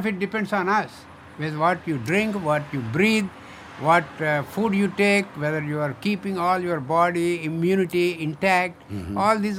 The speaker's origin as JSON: {"language": "English", "country": "India", "moved": "as an adult", "lives_now": "United States", "said": "I come from India, as you know, mm-hmm. by now. And I was trained in oncology in India as a cancer doctor."}